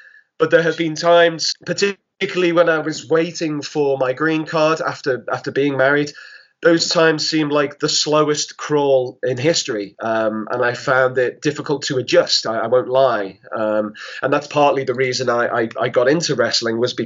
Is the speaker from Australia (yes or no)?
no; Liverpool, North West England, United Kingdom; moved away as an adult; now in Indiana, United States; I was pinging back and forth between Liverpool in England and Indiana